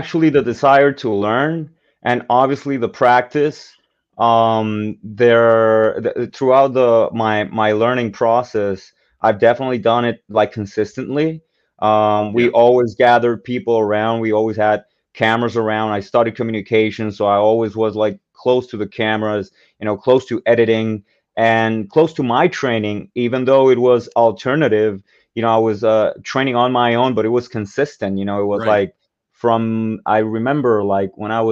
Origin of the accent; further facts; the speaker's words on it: Puerto Rico; Like I grew up in Puerto Rico